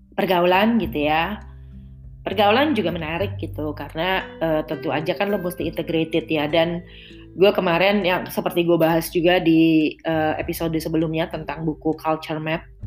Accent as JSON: {"language": "Indonesian", "country": "Indonesia", "moved": "as an adult", "lives_now": "Netherlands", "said": "gue dulu di tanah air"}